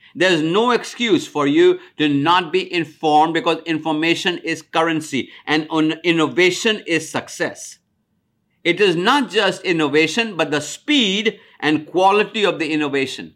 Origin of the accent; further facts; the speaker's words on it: India; moved away as an adult; now in United States; I'm from India. When I came to America in nineteen seventy-two